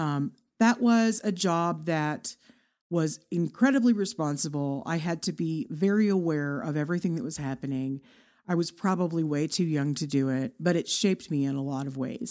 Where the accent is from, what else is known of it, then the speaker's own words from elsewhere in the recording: Irving, Texas, United States; moved away as an adult; now in Amarillo, United States; a city called Irving, Texas